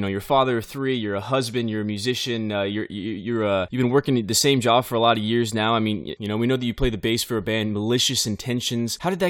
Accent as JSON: {"language": "English", "town": "Bakersfield", "region": "California", "country": "United States", "tie": "born or raised there", "said": "I'm from Bakersfield, California, the heart of America, in my opinion, the West Texas, the West Coast."}